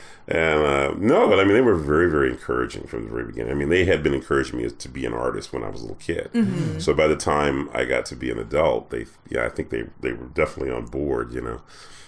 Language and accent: English; Atlanta, Georgia, United States; moved away as an adult; I'm originally from Atlanta, Georgia.